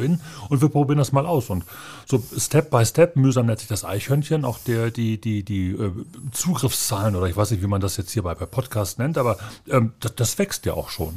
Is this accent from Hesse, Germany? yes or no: no; Bochum, North Rhine-Westphalia, Germany; ich habe immer in Bochum gewohnt. Ich habe Bochum nie verlassen, um woanders zu studieren oder zu wohnen.